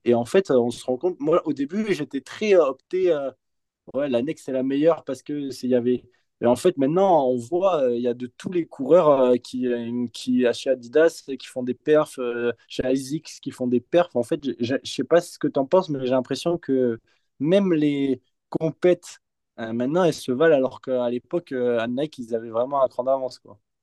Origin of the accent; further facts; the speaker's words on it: Bordeaux, Nouvelle-Aquitaine, France; nous, on vient de Bordeaux